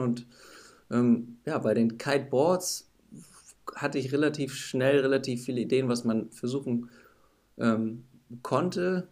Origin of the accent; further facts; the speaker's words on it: Northern Germany, Germany; ich komme aus Norddeutschland